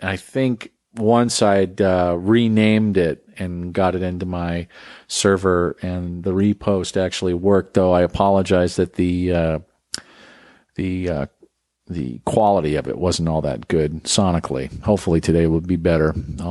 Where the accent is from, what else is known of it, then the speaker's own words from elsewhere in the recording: United States; now in Texas, United States; I'm not a Texan. I'm just some Yankee living in a different state. There's a lot of us out there who live, grew up one place and developed our values one place and now live another.